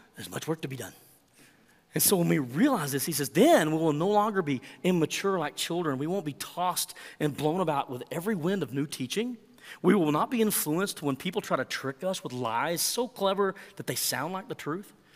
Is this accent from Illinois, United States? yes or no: no; Texas, United States; accent: Texan; I speak Texan and a little bit of Spanish